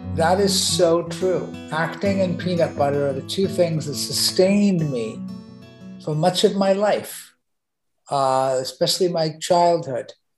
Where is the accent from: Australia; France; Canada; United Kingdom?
United Kingdom; England; now in United States; I grew up in England